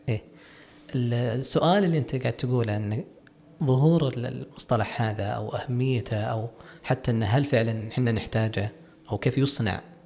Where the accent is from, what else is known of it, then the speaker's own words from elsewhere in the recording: Saudi Arabia; عندنا في السعوديه